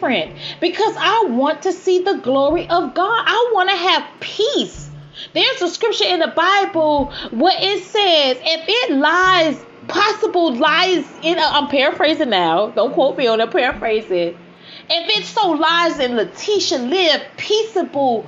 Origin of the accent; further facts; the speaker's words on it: Miami, Florida, United States; I grew up in Miami.